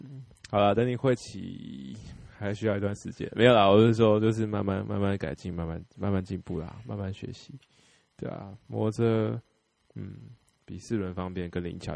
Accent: Taiwan; 我们台湾人

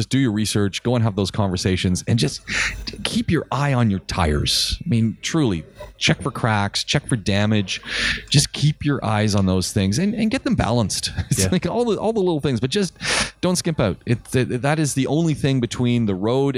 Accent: Canada; moved away; I come from North America. I come from Canada. I've driven in snow

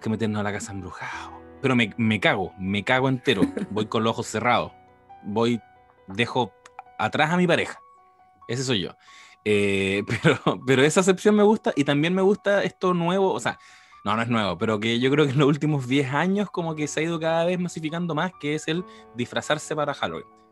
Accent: Quilpué, Valparaíso, Chile; aquí en el barrio donde me crié en Quilpue

